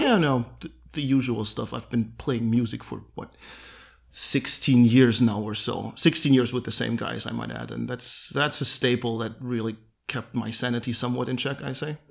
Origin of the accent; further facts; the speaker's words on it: Halle, Saxony-Anhalt, Germany; we both went to school in Halle. I w-, was born here and I have been here forever, basically.